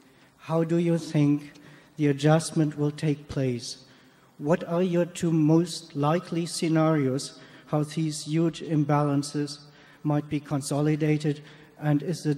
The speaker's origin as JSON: {"language": "English", "town": "Cologne", "region": "North Rhine-Westphalia", "country": "Germany", "said": "from Cologne, Germany."}